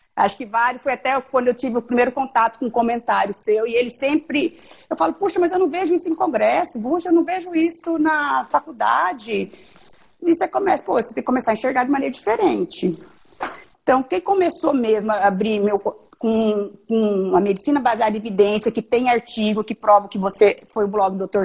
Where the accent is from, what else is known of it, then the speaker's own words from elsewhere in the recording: Dourados, Mato Grosso do Sul, Brazil; also born or lived in Santa Catarina; eu vim, fiquei no Mato Grosso do Sul, várias cidades, e terminei meu ensino médio em Dourados, Mato Grosso do Sul